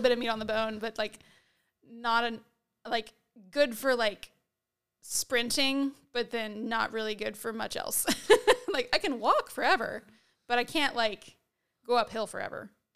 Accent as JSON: {"language": "English", "country": "United States", "said": "we're American"}